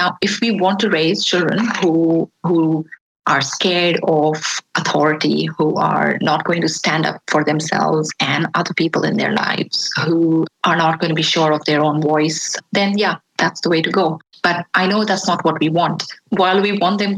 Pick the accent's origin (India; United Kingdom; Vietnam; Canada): India; I was born and raised in India.